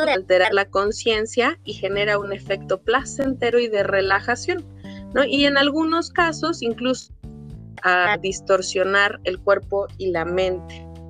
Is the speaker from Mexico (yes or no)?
yes; Mexico; nosotros como mexicanos eh, conocemos este ritual